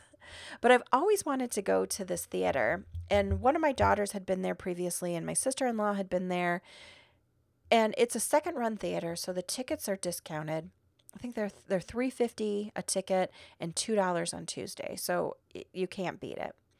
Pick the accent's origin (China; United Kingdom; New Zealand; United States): United States; Midwest; now in Arizona, United States; I'm still from the Midwest